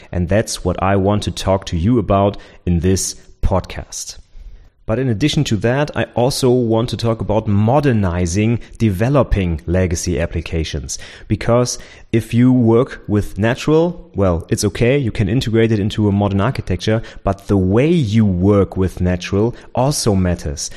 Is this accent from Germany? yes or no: yes; Germany; also born or lived in Nuremberg; my former professor in my hometown, where I did my bachelor's degree